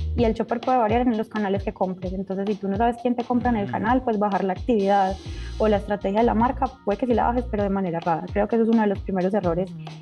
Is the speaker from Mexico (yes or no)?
no; Colombia; moved away; also born or lived in Central America; Cuando estaba en Colombia